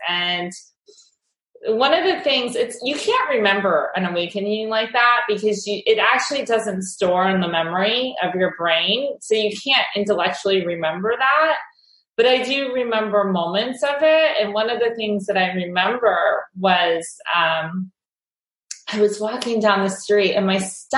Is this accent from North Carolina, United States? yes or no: no; Ohio, United States; moved away as an adult; also born or lived in New York City; I grew up in Ohio and I moved to the city